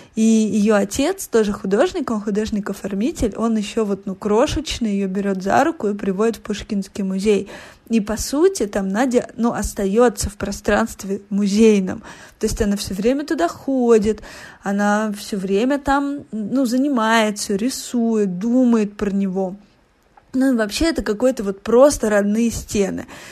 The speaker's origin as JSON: {"language": "Russian", "town": "Voronezh", "region": "Voronezh Oblast", "country": "Russia", "tie": "born or raised there", "said": "я росла в Воронеже"}